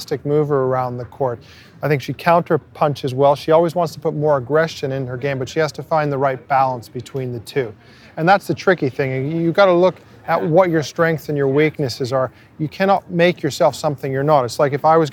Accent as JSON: {"language": "English", "town": "Montreal", "region": "Quebec", "country": "Canada", "tie": "born or raised there", "said": "I was English-speaking, but meaning I grew up in Montreal as a kid"}